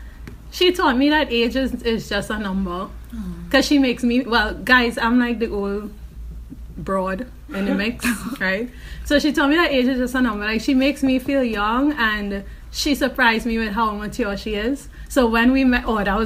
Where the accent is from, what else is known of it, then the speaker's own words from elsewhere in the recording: Trinidad & Tobago; moved away as an adult; also born or lived in United States; now in London, United Kingdom; I'm from Trinidad